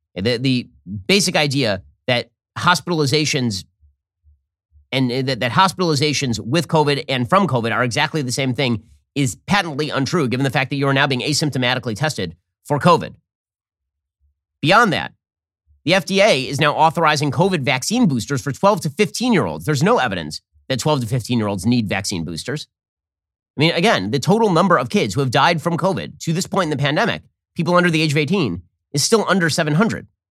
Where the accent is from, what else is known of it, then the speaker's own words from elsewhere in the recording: Florida, United States; my home state of Florida